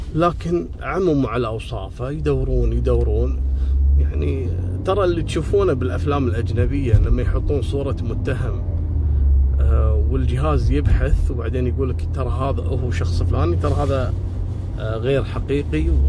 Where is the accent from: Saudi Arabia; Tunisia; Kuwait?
Kuwait; عندنا في الكويت